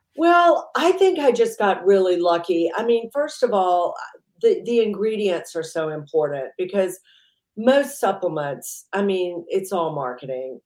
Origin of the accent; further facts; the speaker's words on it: Mississippi, United States; also born or lived in New York; now in United Kingdom; I grew up in the deep south. I grew up in Mississippi.